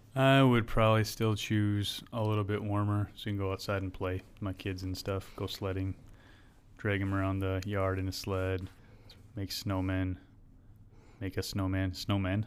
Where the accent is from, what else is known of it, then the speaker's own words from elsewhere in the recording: Wisconsin, United States; moved away; I'm from Wisconsin